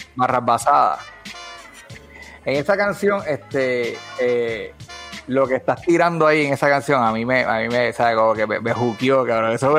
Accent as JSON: {"language": "Spanish", "town": "Bayamón", "country": "Puerto Rico", "tie": "born or raised there", "said": "… y yo somos los dos nacidos y criados en Bayamón"}